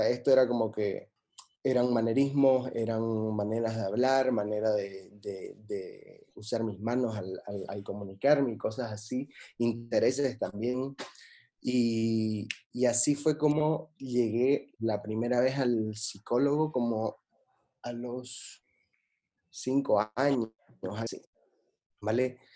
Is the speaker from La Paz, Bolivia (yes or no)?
no; Santa Cruz de la Sierra, Santa Cruz, Bolivia; moved away as an adult; now in Barcelona, Spain; soy boliviano-americano